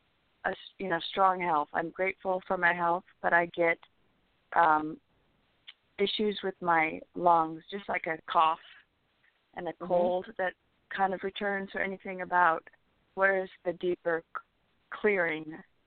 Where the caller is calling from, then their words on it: California, United States; Hi, this is … from California.